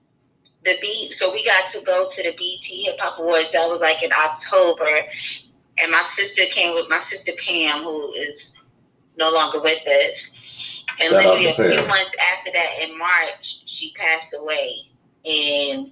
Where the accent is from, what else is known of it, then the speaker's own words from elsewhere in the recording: New York City, New York, United States; accent: New York; moved away; also born or lived in South Carolina; My accent comes from New York